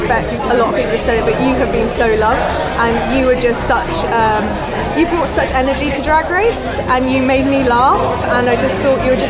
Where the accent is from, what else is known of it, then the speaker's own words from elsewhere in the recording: Cardiff, Wales, United Kingdom; I don't even know any Welsh, I'm from Cardiff.